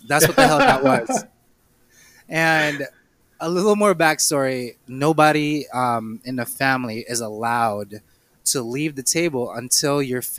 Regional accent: Philippines; I am Filipino.

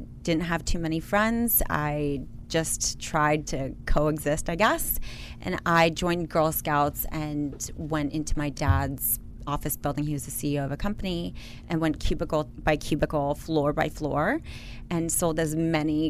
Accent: Washington, District of Columbia, United States; Washington, D.C.

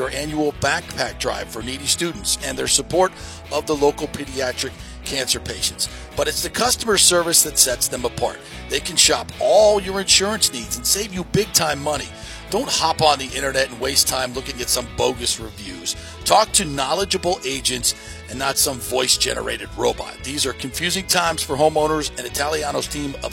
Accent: Hollywood, Florida, United States; now in Tampa Bay, United States; growing up in Hollywood, Florida, that's where my emotional ties started in football

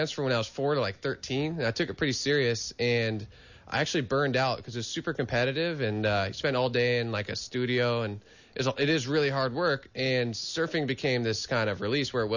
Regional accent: Santa Cruz, California, United States; Growing up in Santa Cruz, you can't, you know, I grew up on the south side of town, surfing Manresa

